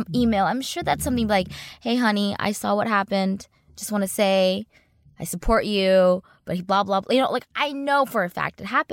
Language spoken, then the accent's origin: English; United States; also born or lived in Los Angeles; I'm American